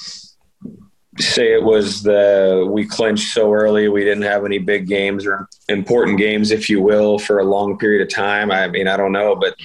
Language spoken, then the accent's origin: English; Ohio, United States; also born or lived in Tampa, Florida; now in Pittsburgh, United States; I'm from Ohio or Pittsburgh, Pennsylvania